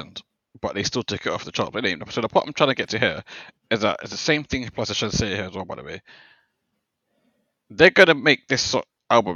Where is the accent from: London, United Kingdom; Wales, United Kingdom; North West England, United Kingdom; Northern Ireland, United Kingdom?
London, United Kingdom; I'm from South London